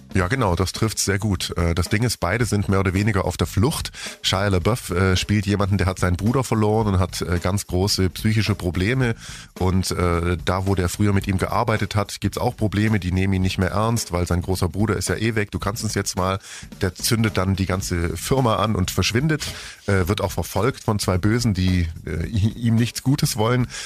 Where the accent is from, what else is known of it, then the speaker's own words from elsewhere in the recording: Germany; Sie lebt nicht hier bei uns in Deutschland